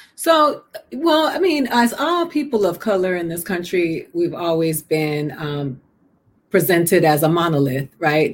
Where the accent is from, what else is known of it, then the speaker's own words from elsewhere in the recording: Puerto Rico; Puerto Ricans who are America's bitch because we are, you know, we're a Commonwealth and we're the stepchild